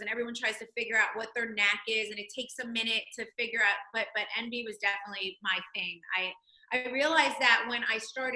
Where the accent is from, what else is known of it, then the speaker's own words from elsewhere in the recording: Toms River, New Jersey, United States; I'm from Toms River, New Jersey. I grew up on the beach